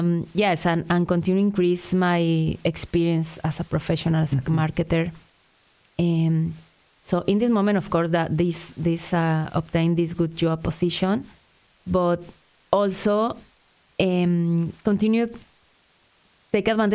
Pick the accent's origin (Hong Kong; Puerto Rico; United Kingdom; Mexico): Mexico; Mexico City; English is a second language; moved away as an adult; now in Ottawa, Canada; I'm from Mexico City, so it's opposite to Ottawa.